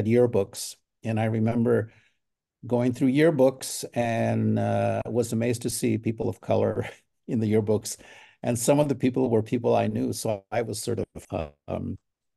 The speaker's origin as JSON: {"language": "English", "town": "Soledad", "region": "California", "country": "United States", "tie": "born or raised there", "also_born_or_lived": "Salinas, California / Imperial Valley, California", "said": "I was born in Salinas, California, in the Salinas Valley, and I grew up in Soledad"}